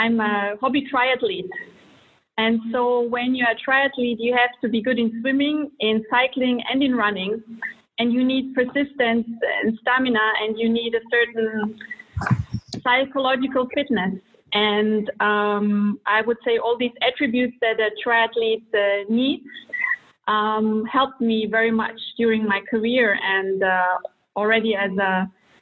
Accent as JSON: {"language": "English", "region": "Vienna", "country": "Austria", "tie": "born or raised there", "also_born_or_lived": "Croatia / Germany / United States / Russia", "moved": "as an adult", "lives_now": "Switzerland", "said": "I was born in Croatia to a Serbian mother and a Croatian father, and when I was 1 year old, they moved to Vienna, to Austria, where I grew up and graduated high school."}